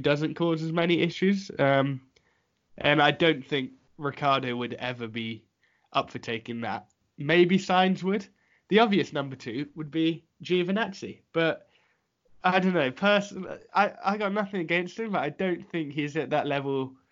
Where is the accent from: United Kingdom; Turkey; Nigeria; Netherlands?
United Kingdom; England; I'm English